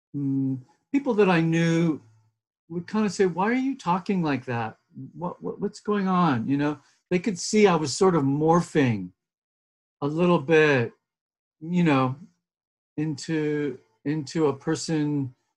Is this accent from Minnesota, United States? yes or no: no; a beach town in Southern California, United States; I'm Californian, and so uh, very much sort of a child of that soil and, you know, the blessing and the challenges of growing up in a beach town in Southern California